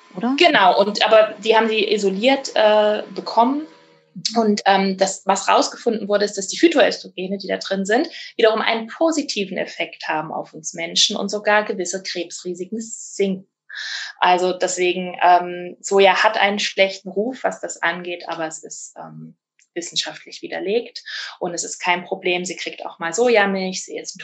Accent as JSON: {"language": "German", "region": "Rhineland-Palatinate", "country": "Germany", "said": "bei uns in der Pfalz"}